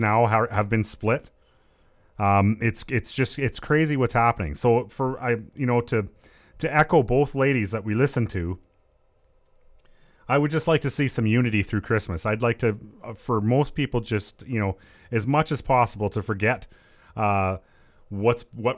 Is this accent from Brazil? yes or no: no; Canada; we are still Canadian underneath it all